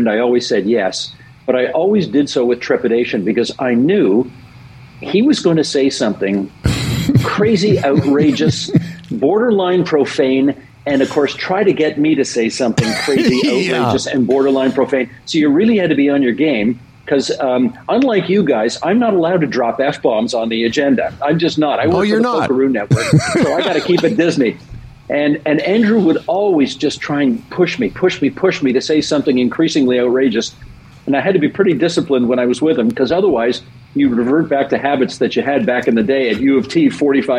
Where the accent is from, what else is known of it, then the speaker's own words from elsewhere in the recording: Hamilton, Ontario, Canada; I went to a school in Hamilton. I grew up in Hamilton